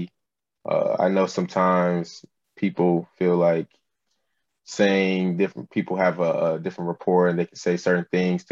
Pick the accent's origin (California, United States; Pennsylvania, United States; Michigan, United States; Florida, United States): Michigan, United States; Farmington Hills; I'm from Michigan, Farmington Hills exactly